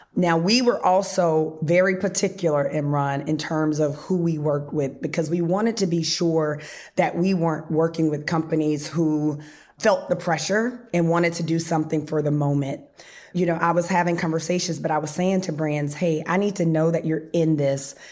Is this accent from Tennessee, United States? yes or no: yes; Memphis, Tennessee, United States; moved away as an adult; also born or lived in Harlem, New York City; I'm not from Harlem. I'm actually from Memphis